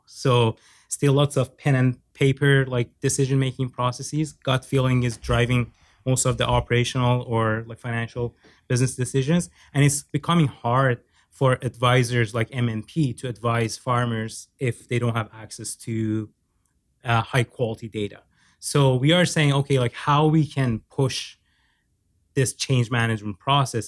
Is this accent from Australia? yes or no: no; Iran; moved away as an adult; also born or lived in Norway; now in Canada; I have a Turkish background. I was born and raised in Iran